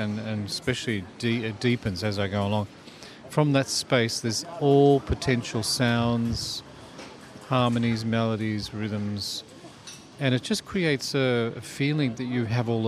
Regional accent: Melbourne, Victoria, Australia; now in Sydney, Australia; And so I'm from Melbourne. My hometown's Melbourne. I was born in Richmond, city lad. So the change to Sydney was a very good timing

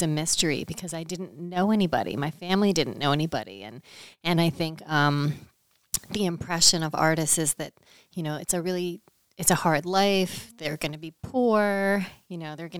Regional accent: Westminster, Maryland, United States; I grew up in Maryland. I'm from Westminster, Maryland, which is about an hour north of Baltimore, out in Carroll County

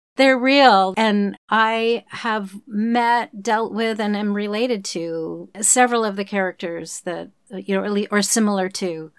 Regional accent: Oklahoma, United States; moved away; I grew up in Oklahoma, which is not Texas

